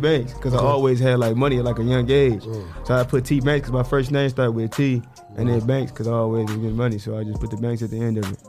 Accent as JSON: {"language": "English", "town": "Toledo", "region": "Ohio", "country": "United States", "said": "I'm really from the South Side. I used to stay in the Norwich Apartments. Then I stayed on Daniels for a minute. Now I'm out the way on the down south."}